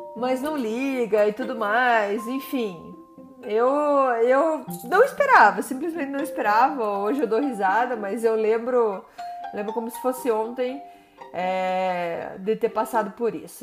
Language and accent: Portuguese; Brazil; first language Portuguese; moved away as an adult; also born or lived in Curitiba; now in Montreal, Canada; eu sou brasileira